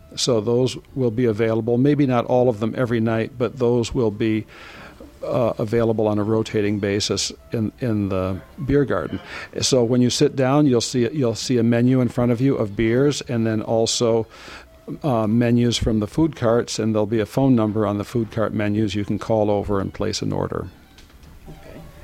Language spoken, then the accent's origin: English; Ann Arbor, Michigan, United States; I grew up around Ann Arbor